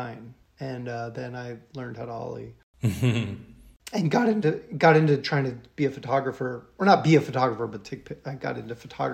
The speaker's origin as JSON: {"language": "English", "region": "Ohio", "country": "United States", "also_born_or_lived": "St. Louis / Hong Kong", "said": "Yeah, I was born in St. Louis, Missouri, but I consider myself from Ohio."}